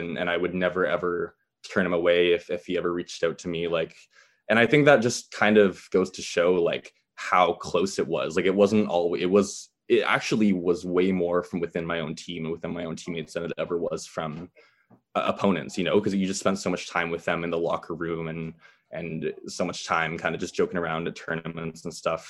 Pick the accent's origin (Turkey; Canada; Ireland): Canada; me belonging to Canada and me being Canadian